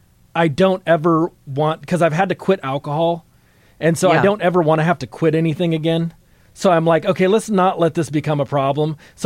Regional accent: Antioch, California, United States; now in Concord, United States; I grew up in Antioch.

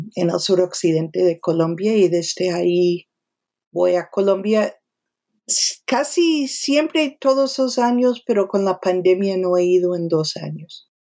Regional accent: New York, United States; Nací en Nueva York, me crié en Nueva York.

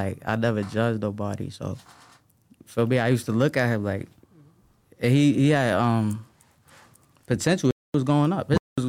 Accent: New York, United States; Like, that's regular in New York. Like, when you growing up in New York, bro, like, if you outside, if you in the streets, that's regular, bro.

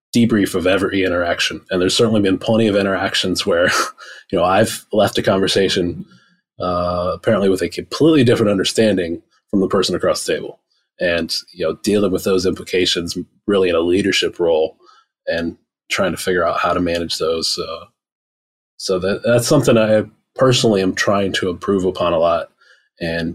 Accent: Rust Belt, Midwest, United States; I grew up in the Rust Belt. So I saw the same thing in the 90s, factories, shut down across the entire state, across the entire Midwest

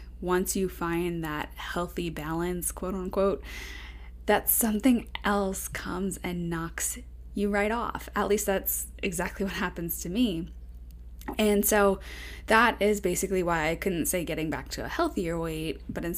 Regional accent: Long Island, New York, United States; also born or lived in Florida; now in Las Vegas, United States; I grew up on Long Island

